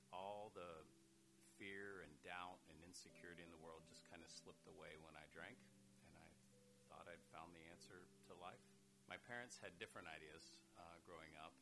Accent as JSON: {"language": "English", "town": "Parkersburg", "region": "West Virginia", "country": "United States", "tie": "born or raised there", "said": "I grew up in Parkersburg, West Virginia"}